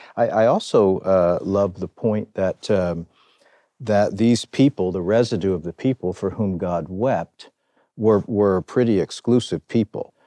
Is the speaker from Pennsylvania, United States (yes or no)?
yes; Philadelphia, Pennsylvania, United States; I was born and raised in Philadelphia